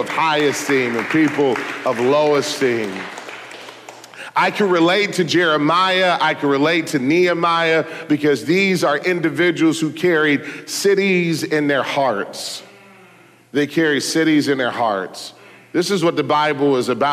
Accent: Detroit, Michigan, United States; I was born in Detroit

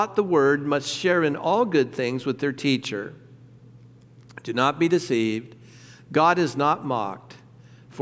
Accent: Southern California, United States; moved away; I'm from Southern California

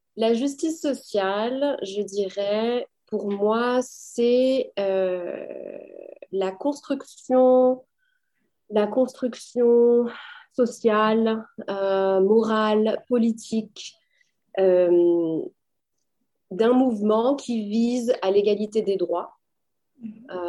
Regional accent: France; moved away as an adult; also born or lived in Paris / United States; now in Toronto, Canada; je viens de France

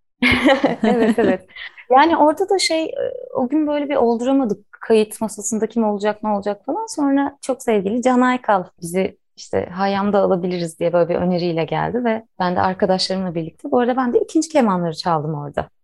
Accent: Istanbul, Turkey; moved away as an adult; now in Biga, Turkey; İstanbul'da doğdum.

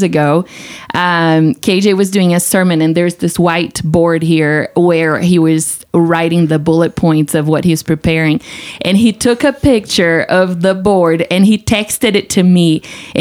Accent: Brazil; moved away as an adult; now in United States; So I am from Brazil. I guess that's the primary thing to know about me. I have been living in America for about 15 years

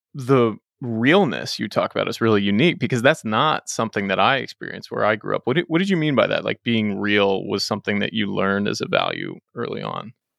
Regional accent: Dallas, Texas, United States; also born or lived in London, England / Los Angeles / New York; I just moved back home to Dallas, where I grew up after spending some time in L A and New

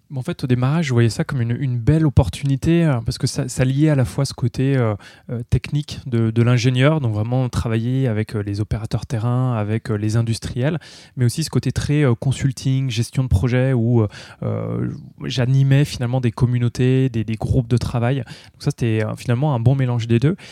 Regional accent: Vosges, Grand Est, France; je suis originaire euh, de l'Est, je suis vosgien d'origine

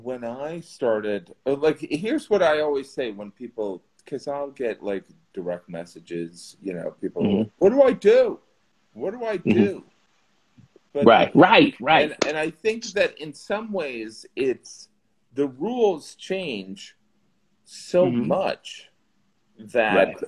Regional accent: Midwest, United States; moved away as an adult; also born or lived in Indiana; now in New York, United States; I was from the Midwest, and I moved to New York

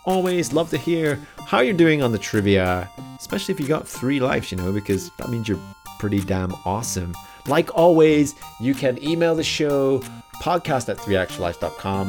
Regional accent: United Kingdom; being British and growing up with a lot of various TV shows

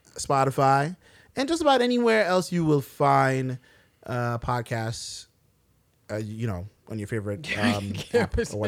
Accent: Brooklyn, New York, United States; We're all from Brooklyn.

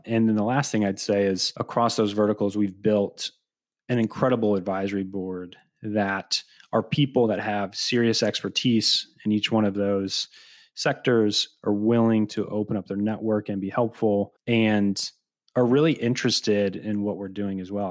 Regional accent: Peoria, Illinois, United States; growing up in Central Illinois, growing up in Peoria

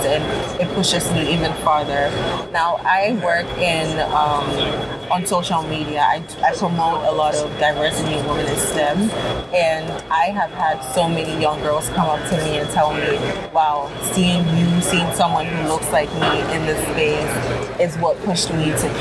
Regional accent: Ghana; moved away; I grew up in Ghana.

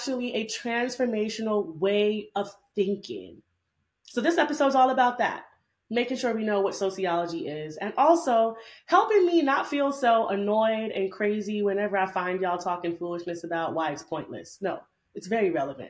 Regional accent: New York City, New York, United States; I'm a Jamaican bad gal from Brooklyn, New York

